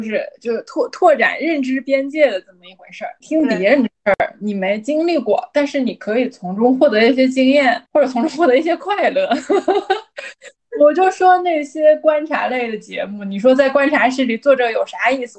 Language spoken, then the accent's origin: Chinese; Northeast China, China; 我作为一个东北人呢，我就不得不想起我们那儿的两大天王